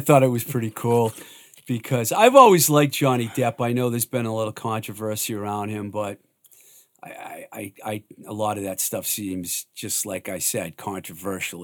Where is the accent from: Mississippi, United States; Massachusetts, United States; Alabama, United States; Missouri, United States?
Massachusetts, United States; Worcester; I grew up in the Worcester area